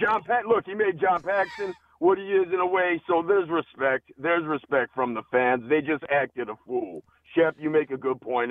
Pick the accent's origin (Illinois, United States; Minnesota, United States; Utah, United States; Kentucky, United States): Illinois, United States; Chicago; now in California, United States; I was born and raised in Chicago, Southwest Side, graduated Simeon with Bobby Simmons.